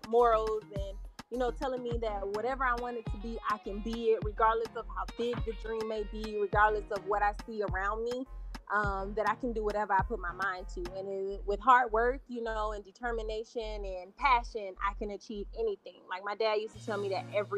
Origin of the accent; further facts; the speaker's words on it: Miami, Florida, United States; moved away as an adult; now in Houston, United States; I am from Miami, Florida, born and raised. Not the Miami that you guys see on TV, but I was born and raised on 51st Street, which is in Liberty City.